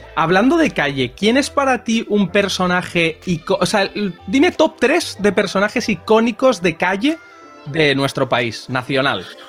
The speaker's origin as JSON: {"language": "Spanish", "town": "Barcelona", "region": "Catalonia", "country": "Spain", "tie": "born or raised there", "said": "yo soy del Forpi, que es un barrio del centro de Barcelona"}